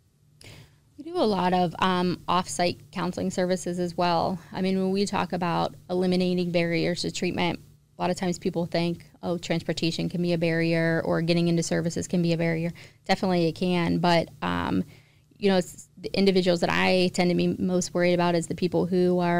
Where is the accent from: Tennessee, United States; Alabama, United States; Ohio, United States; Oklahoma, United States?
Ohio, United States; East Palestine; East Palestine is my hometown